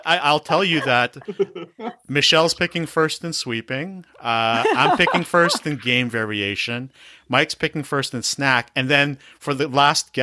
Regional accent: Toronto, Ontario, Canada; I was born and raised. I was raised in Scarborough

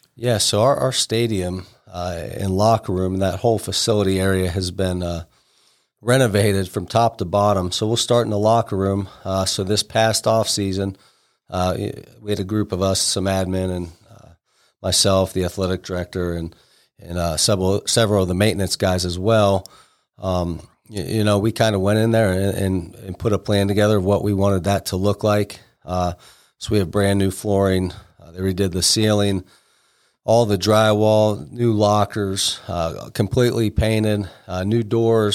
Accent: Alliance, Ohio, United States; moved away as an adult; now in Cambridge, United States; originally I'm from Alliance up near the Canton area

